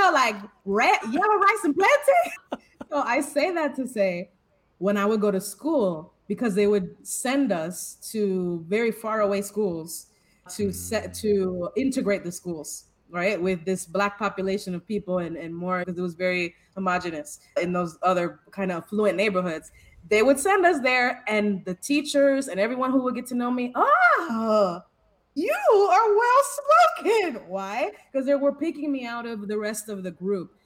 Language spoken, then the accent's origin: English; Tampa, Florida, United States; I was raised in Tampa, Florida